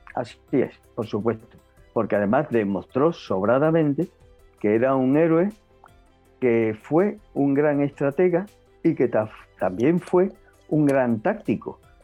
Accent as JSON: {"language": "Spanish", "country": "Spain", "tie": "born or raised there", "said": "como españoles, que estamos orgullosos de haber nacido en España"}